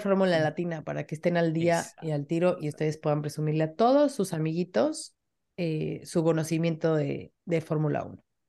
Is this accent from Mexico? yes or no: yes; Mexico; de México